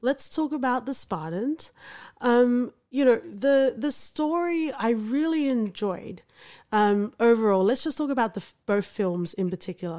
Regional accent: Australia; growing up in Australia

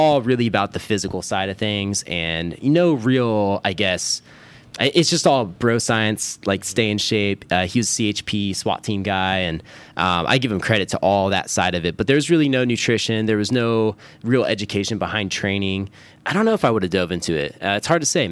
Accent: Roseville, California, United States; I grew up here in Roseville, so right outside of Sacramento suburbs.

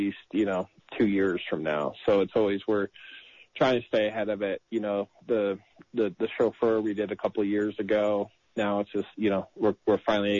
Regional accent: New York, United States; now in California, United States; I grew up in New York.

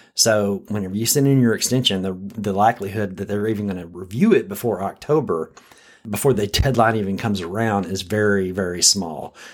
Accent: Texas, United States; As a Texan

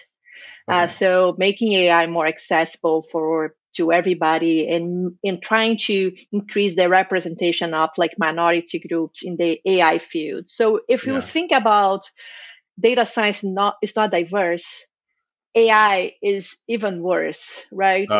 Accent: Brazil; I'm from Brazil.

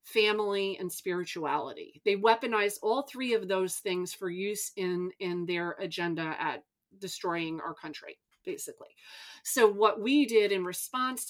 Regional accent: New York, United States; I'm from New York

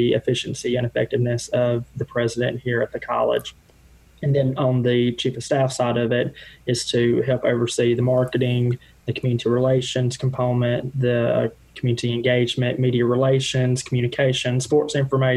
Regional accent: North Mississippi, United States; also born or lived in Washington, D.C.; So born and raised in North Mississippi

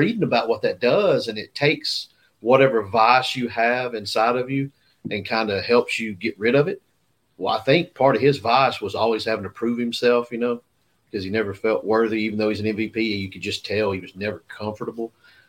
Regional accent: Lake Nickajack, Tennessee, United States; I grew up on Lake Nickajack

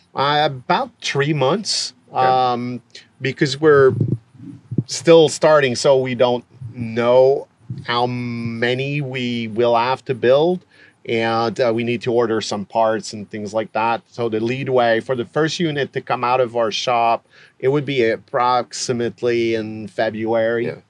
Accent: Quebec, Canada; we're from Quebec

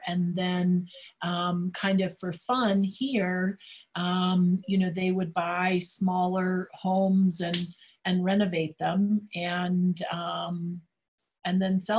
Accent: Dallas, Texas, United States; growing up in Dallas, my mother is the Texan. My dad was from Boston. And so my mother's family was from Fort Worth.

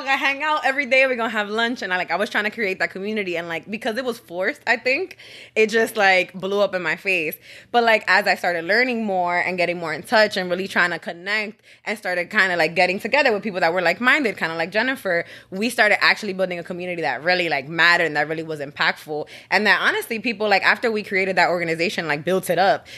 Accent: New York City, New York, United States; I'm originally from the Bronx, New York, right by Yankee Stadium. So that's what we rep.

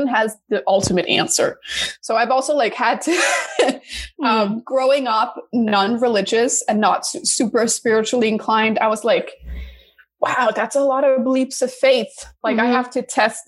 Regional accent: Denmark; also born or lived in New York, United States; now in Los Angeles, United States; I'm originally from Denmark, but now I live in LA after a couple of years in New York

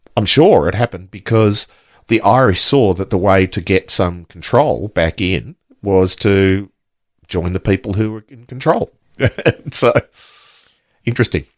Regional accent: Australia; I grew up in that era in the nineteen, late nineteen fifties, early nineteen sixties

